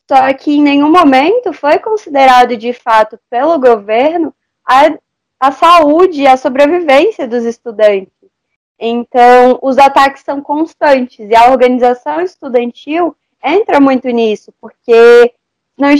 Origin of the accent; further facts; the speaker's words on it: Federal District, Brazil; eu tenho 17 anos, eu estou no terceiro ano do ensino médio, eu sou do Distrito Federal